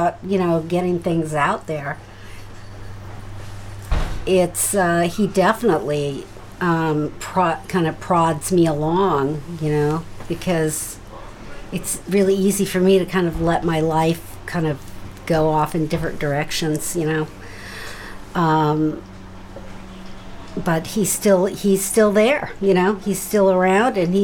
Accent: Seattle, Washington, United States; moved away; also born or lived in San Francisco; I'm from Seattle

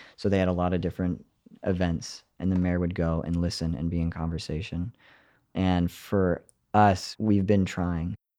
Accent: Paradise, California, United States; I was born and raised in Paradise, California

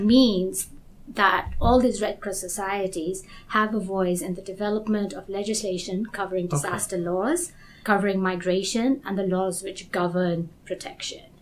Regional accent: Kenya; moved away; also born or lived in United States; I'm originally from Kenya, but I've gone to, to school in the US

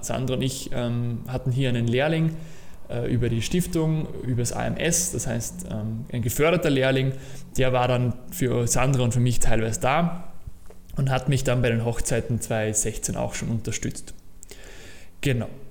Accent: Austria; ich war in der HTL, Höhere Technische Lehranstalt, bei uns in Österreich, habe dort meine Matura gemacht

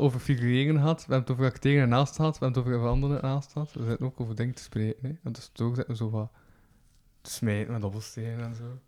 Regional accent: Kortrijk, Flanders, Belgium; accent: West Flemish; ik ben dan zo van Kortrijk

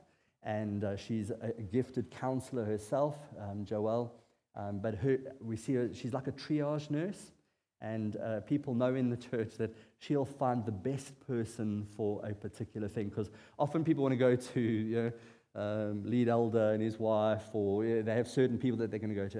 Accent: South Africa; as a South African bloke

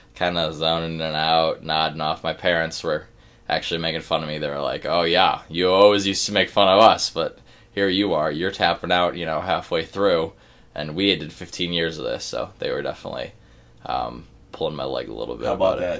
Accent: Cleveland, Ohio, United States; now in Pittsburgh, United States; I am from Cleveland, Ohio

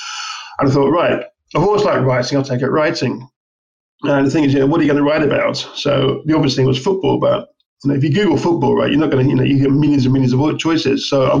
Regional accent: England, United Kingdom; moved away as an adult; also born or lived in Surabaya, Indonesia / Australia; now in Indonesia; I grew up in England in the 70s and the 80s.

